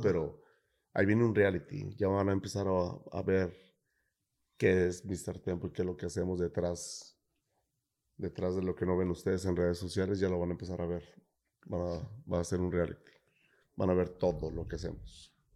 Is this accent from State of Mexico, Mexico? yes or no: no; Guadalajara, Jalisco, Mexico; moved away; Soy de Guadalajara